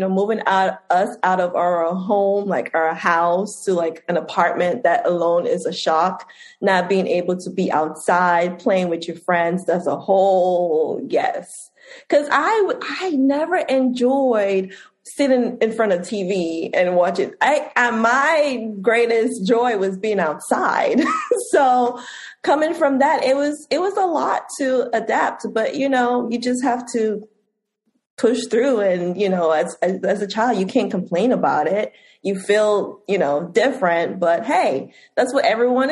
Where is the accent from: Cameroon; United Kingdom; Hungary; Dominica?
Dominica; moved away; also born or lived in United States; So I grew up in the Caribbean. I'm from a small Caribbean island called Dominica.